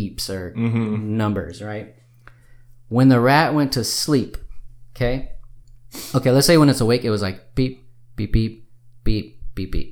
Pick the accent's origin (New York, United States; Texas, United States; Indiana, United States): Texas, United States; Austin; I'm from Austin.